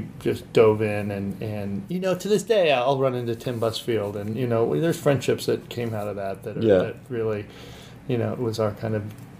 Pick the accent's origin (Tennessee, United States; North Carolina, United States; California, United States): California, United States; Santa Barbara; I grew up in Santa Barbara, and it was like, you know, those guys, it was like, as long as they could have a job cleaning pools and able to surf, then life was set.